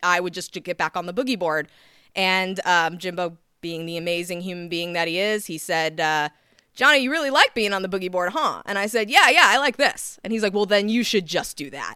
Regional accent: San Clemente, California, United States; also born or lived in Laguna Beach; I was raised in San Clemente pretty much most my life.

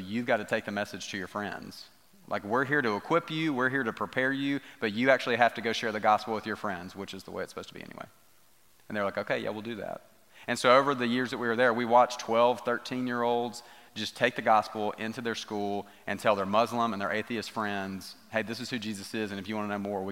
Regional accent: United States

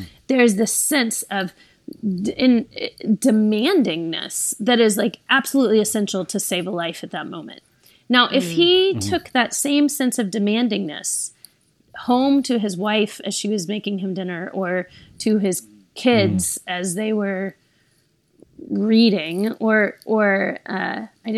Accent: the South, United States; I grew up in the South as a woman

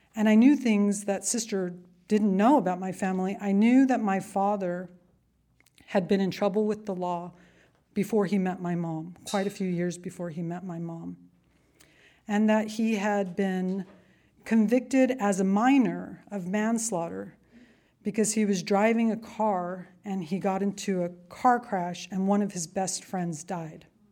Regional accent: Yuma Indian Reservation, southeastern California, United States; I was born on the Yuma Indian Reservation in southeastern California

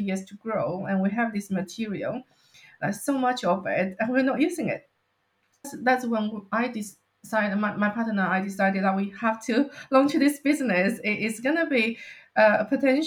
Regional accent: China; now in United Kingdom; I grew up in China, we use bamboo products quite a lot

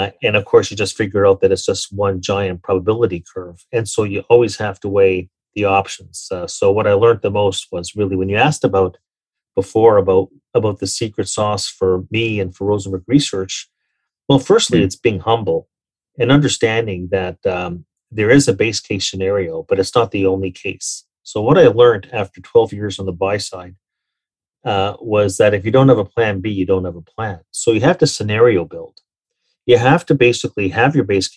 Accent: Toronto, Ontario, Canada; also born or lived in New York; when I left Merrill Lynch in 2009 in New York and came back home to Toronto

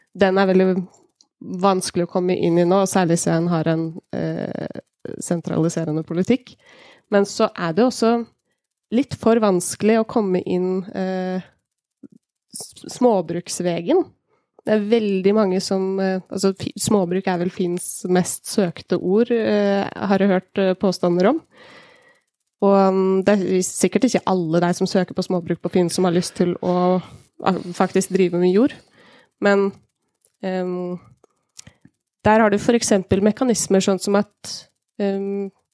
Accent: Hemsedal, Buskerud, Norway; Kommuner sånn som jeg kommer fra, kommer fra Hemsedal

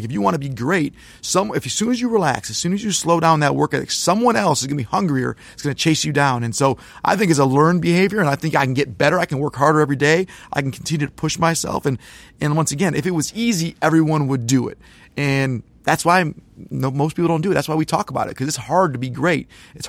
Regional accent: Birmingham, Michigan, United States; I don't care if you're from Flint like Mateen is, Iron Mountain like Coach is, or I was from Birmingham.

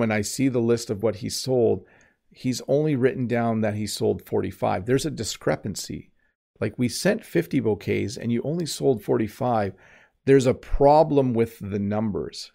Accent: Canada; accent: Canadian; first language English; I'm Canadian

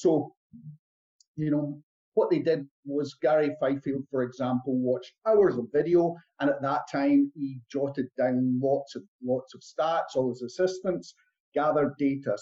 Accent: Scotland, United Kingdom; i come from Scotland

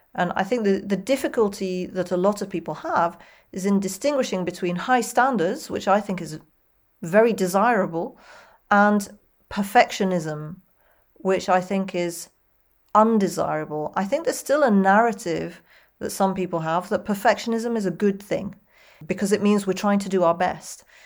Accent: United Kingdom; accent: British English, non-rhotic; I'm British English and not American English

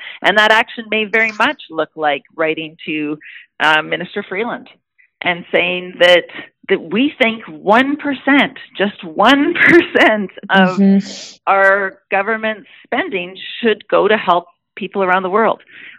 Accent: Canada; But as a Canadian, as your constituent, I know how important it is that we have a global response as well.

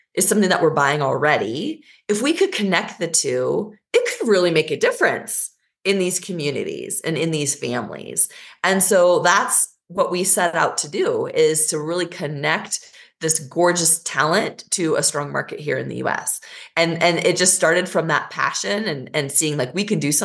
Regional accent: Lincoln, Nebraska, United States; also born or lived in Versailles, France; I was born in Versailles, France, and then moved to Lincoln, Nebraska

